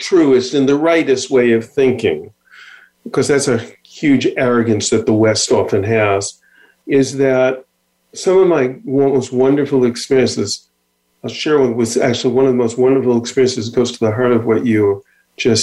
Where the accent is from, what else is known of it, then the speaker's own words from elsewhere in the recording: Israel; I'm from Israel.